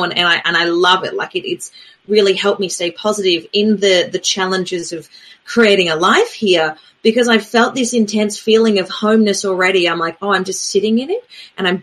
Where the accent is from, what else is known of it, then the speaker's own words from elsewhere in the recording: Adelaide, South Australia, Australia; moved away; also born or lived in New Zealand; I grew up with in Adelaide, which is where I'm originally from.